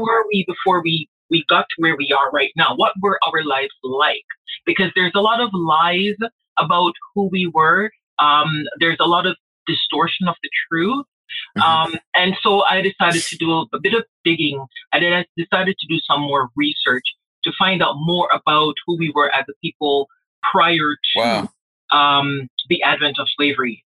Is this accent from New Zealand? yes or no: no; Jamaica; moved away; I grew up in Jamaica